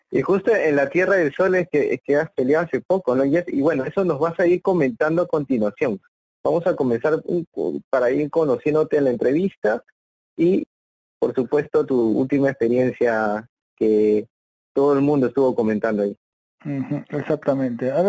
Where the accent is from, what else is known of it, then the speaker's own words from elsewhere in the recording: Ayacucho, Peru; now in Lima, Peru; Yo salí de Ayacucho, me fui para Lima y empecé a hacer un campamento.